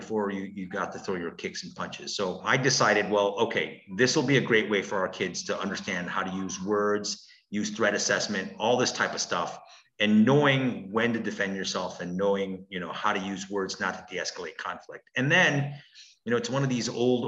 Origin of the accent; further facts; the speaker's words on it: Milwaukee, Wisconsin, United States; also born or lived in Brookfield, Wisconsin / Korea; Our family immigrated from Korea, and we came to Milwaukee in the 70s. And I grew up on 36th and North. Eventually, we grew up on the south side of Milwaukee, off of 13th and Layton. And then later on in my young teen years, we grew up in Brookfield.